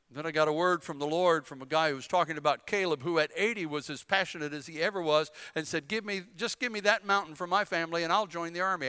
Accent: North Carolina, United States; I'm from North Carolina

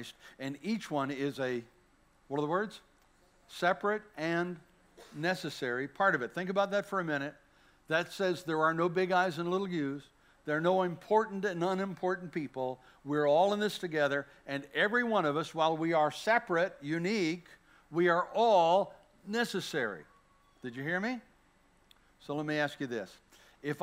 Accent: Bladenboro, North Carolina, United States; moved away; I'm a kid from Bladenboro, North Carolina, little town smaller than this church

